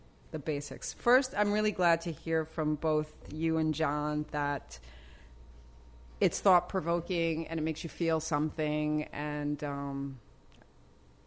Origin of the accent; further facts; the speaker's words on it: New York City, New York, United States; also born or lived in South Bronx; I'm from New York. I was born and raised in New York